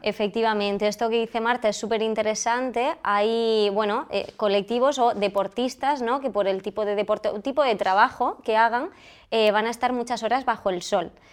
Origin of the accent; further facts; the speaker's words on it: Almería, Andalusia, Spain; yo soy de Almería, me he formado en Andalucía